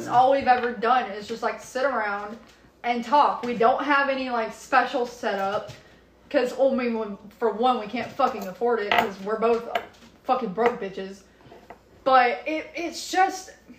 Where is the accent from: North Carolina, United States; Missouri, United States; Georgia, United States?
Georgia, United States; they know we're from Georgia.